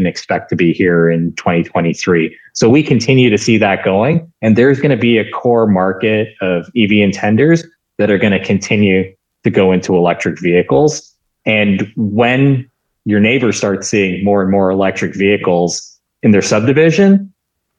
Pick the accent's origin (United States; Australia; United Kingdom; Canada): Canada; I'm from Canada.